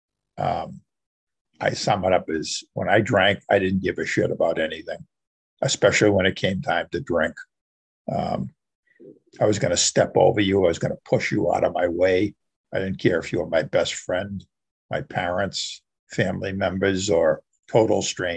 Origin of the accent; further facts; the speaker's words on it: outside Boston, Massachusetts, United States; I grew up right outside Boston, the Boston area. And I've lived here most of my life.